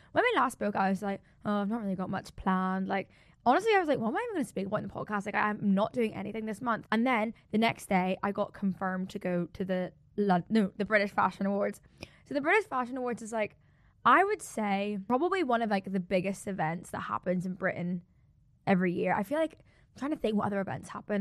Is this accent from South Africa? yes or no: yes; South Africa; I'm so South African